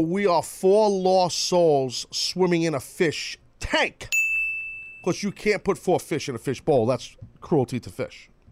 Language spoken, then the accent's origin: English; New York City, New York, United States; it's my hometown